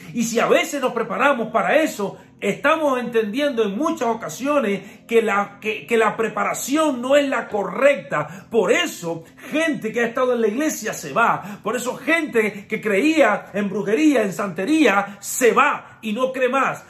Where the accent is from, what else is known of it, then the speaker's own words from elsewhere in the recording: Cuba; soy cubano